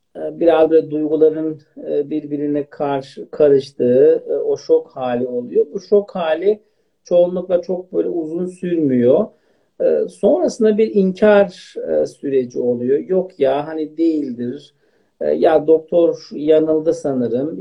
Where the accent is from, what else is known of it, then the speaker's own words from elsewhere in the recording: Elazığ Province, Turkey; now in Istanbul, Turkey; Aslen Elazığlıyım.